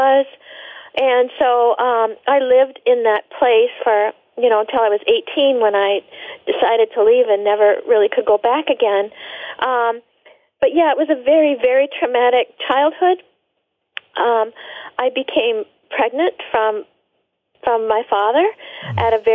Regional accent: Montana, United States; I was raised in the Rocky Mountains of Montana

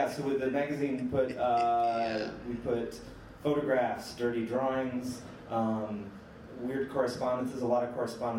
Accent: Missouri, United States; I am from Missouri.

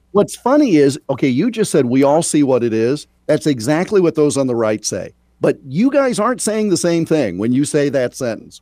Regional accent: Iowa, United States; as a native Iowan and a huge honk for my home state

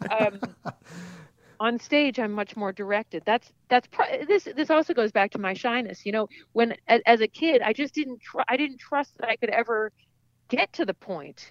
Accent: Seattle, Washington, United States; I grew up in Seattle

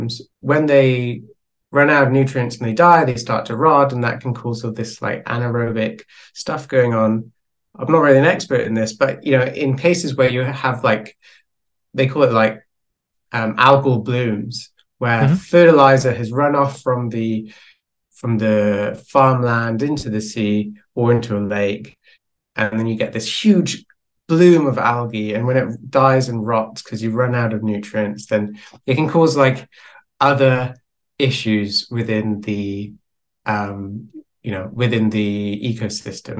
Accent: Wales, United Kingdom; I'm from Wales

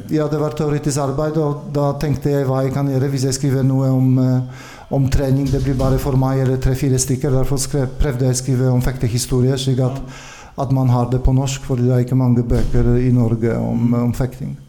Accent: Konin, Greater Poland, Poland; Swedish is a second language; moved away as an adult; also born or lived in Gdansk, Poland; now in Norway; jag kommer från, från Polen och jag började i, i fäktundervisning i en by som är väldigt känd med sabelfäktning nu, Konin.

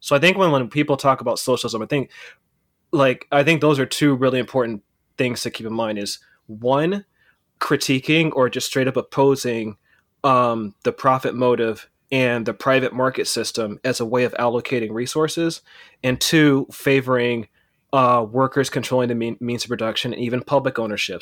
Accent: Pittsburg, California, United States; also born or lived in Oakland, California; I was born in Oakland and I was raised in the East Bay in a, this town called Pittsburgh, California.

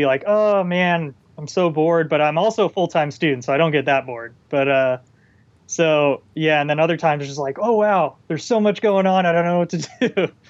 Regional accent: Palm Desert, California, United States; I'm from Palm Desert originally.

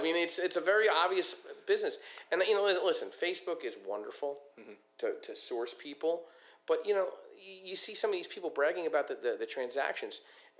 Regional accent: Philadelphia, Pennsylvania, United States; So I'm from Philadelphia, and I go to Atlantic City up through Brigantine

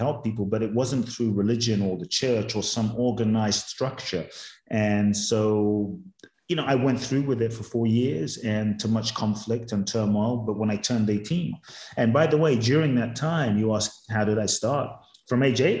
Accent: London, United Kingdom; moved away as an adult; also born or lived in Ghana; now in United States; I was born in Ghana, West Africa. My father's from Ghana. My mother's Japanese. I grew up in London, moved to the US when I was 18

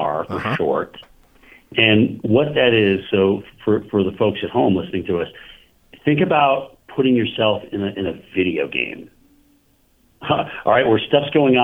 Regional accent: Vermont, United States; growing up in Vermont

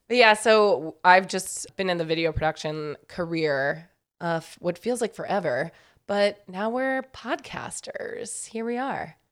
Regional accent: New York, United States; also born or lived in Raleigh, North Carolina; I grew up in New York, and then I went to school in North Carolina

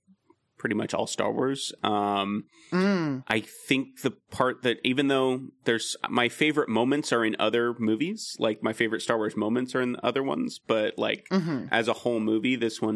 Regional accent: California, United States; I loved watching the snow stuff because I'm from Southern California. As a kid, I never saw snow, really.

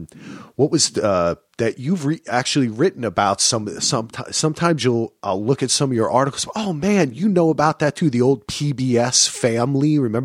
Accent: New Jersey, United States; I grew up in New Jersey

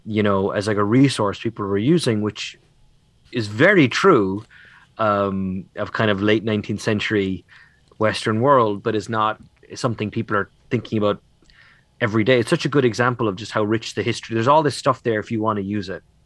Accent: Ireland; as an Irish boy

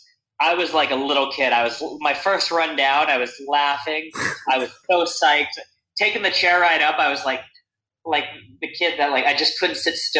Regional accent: Mountain Lakes, New Jersey, United States; now in Charleston, United States; So I grew up in northern New Jersey, small town called Mountain Lakes. It's like 2 square miles, probably 45 minutes outside of New York City.

